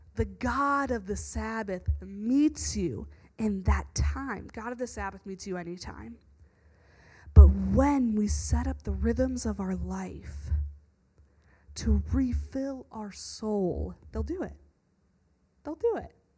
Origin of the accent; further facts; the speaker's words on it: the South, United States; moved away; Where I grew up in the South